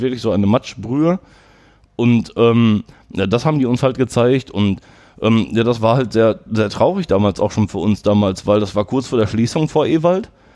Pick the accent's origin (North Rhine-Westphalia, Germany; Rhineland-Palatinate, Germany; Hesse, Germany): North Rhine-Westphalia, Germany; Herten; ich wollte schon gerne hier in Herten bleiben. Ich komme aus Herten